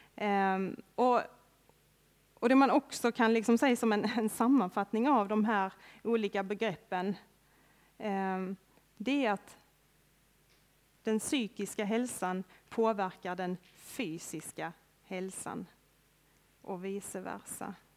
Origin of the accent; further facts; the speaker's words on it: Örkelljunga, Skåne, Sweden; Jag är uppväxt här i Örkelljunga, strax utanför Örkelljunga med till och med. Det är en liten by som heter Långalt, ute på landet